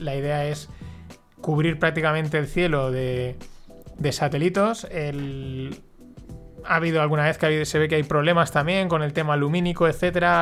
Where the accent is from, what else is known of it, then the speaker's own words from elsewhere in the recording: Paterna, Valencian Community, Spain; yo soy alumno de La Salle, de aquí de Paterna